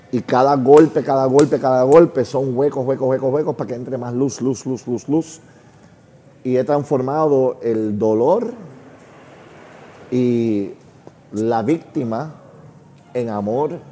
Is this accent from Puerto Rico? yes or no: yes; Puerto Rico; Recuerda, somos una familia gringa en Puerto Rico, en una época que los gringos no eran bienvenidos. Mi familia es judía, un país católico los judíos tampoco bienvenidos. Siendo un niño sin papá, en un país católico